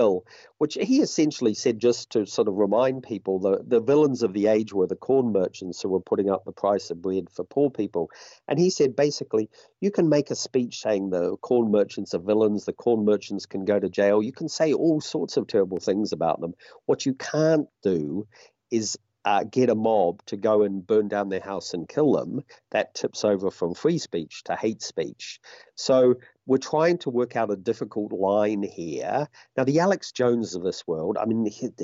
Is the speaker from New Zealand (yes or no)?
yes; New Zealand; my home country